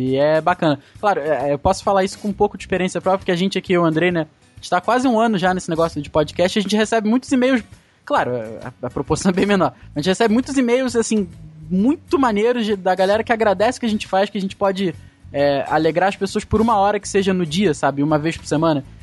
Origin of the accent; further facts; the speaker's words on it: Rio Grande do Sul, Brazil; now in Rio de Janeiro, Brazil; a gente é do Rio Grande do Sul, a gente veio pro Rio de Janeiro